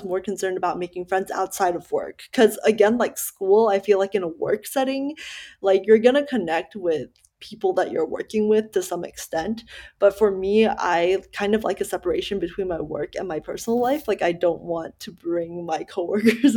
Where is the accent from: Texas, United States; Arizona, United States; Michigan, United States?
Texas, United States; Dallas; also born or lived in Malaysia; growing up in Dallas and then moving out of Dallas for work